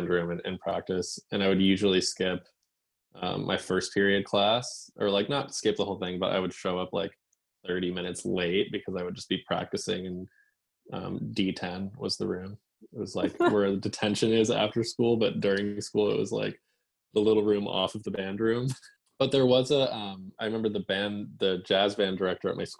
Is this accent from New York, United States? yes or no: no; Massachusetts, United States; growing up in Massachusetts